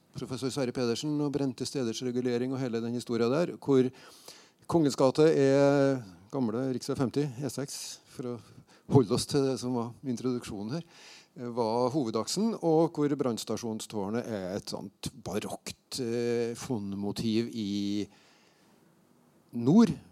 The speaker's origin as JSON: {"language": "Norwegian", "town": "Steinkjer", "region": "Trøndelag", "country": "Norway", "tie": "born or raised there", "moved": "as an adult", "said": "jeg flytta fra Steinkjer etter å være ferdig på gymnaset"}